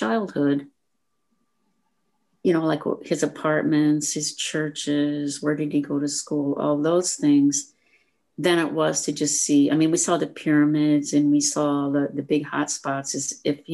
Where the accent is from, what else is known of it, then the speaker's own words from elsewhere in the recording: Fairbank, Iowa, United States; moved away; I am from a small town in Iowa. I don't know if either one of you have ever heard of this town. It's called Fairbank